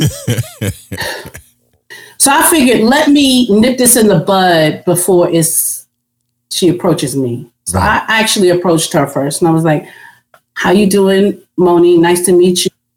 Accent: New York City, New York, United States; I'm from Queens

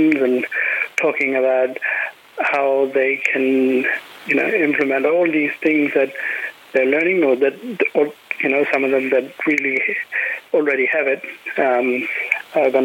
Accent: Kimberley, Western Australia, Australia; growing up in Kimberley

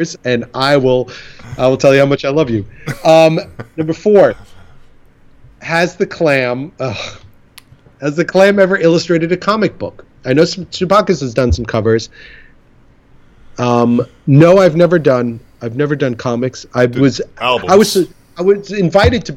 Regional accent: United States; I'm in America, and I'm an American

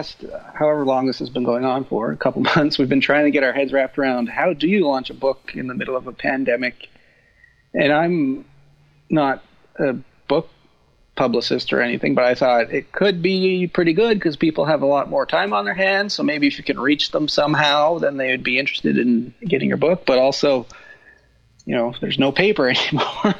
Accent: rural Alberta, Canada; now in Cape Breton, Canada; I'm originally from Alberta. Grew up on a beef farm in rural Alberta

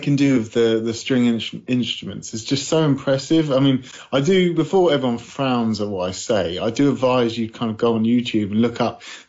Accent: Isle of Wight, South East England, United Kingdom; I was from the Isle of Wight, wasn't I?

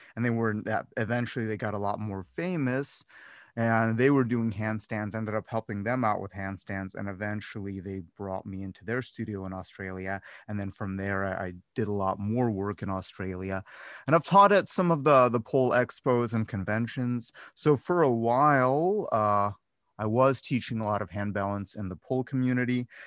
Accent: Cleveland, Ohio, United States; moved away as an adult; also born or lived in Las Vegas; I'm from Cleveland, not originally from Cleveland, but I grew up in Cleveland.

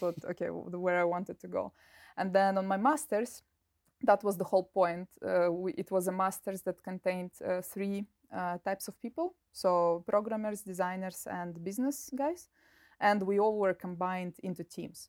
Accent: Russia; moved away as an adult; also born or lived in United Kingdom; my bachelor's diploma is from the university in Russia, in my hometown

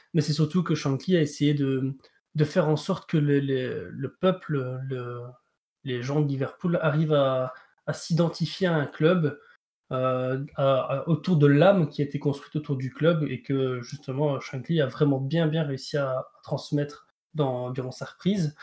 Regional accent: Belgium; en tant que Belge

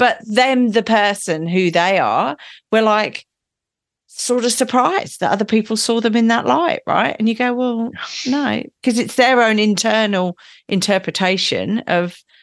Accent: England, United Kingdom; I'm English

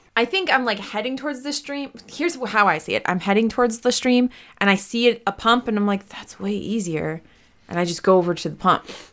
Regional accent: United States; I'm American

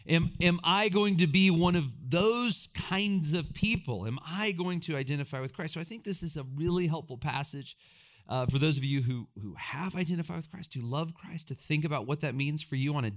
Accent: Alabama, United States; I grew up in Alabama, and again, I had a great, wonderful childhood

